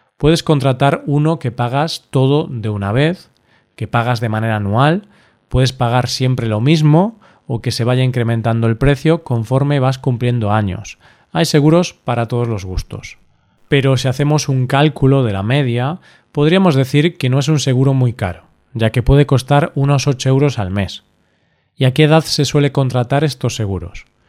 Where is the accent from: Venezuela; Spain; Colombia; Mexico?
Spain; Galicia; Galicia, mi tierra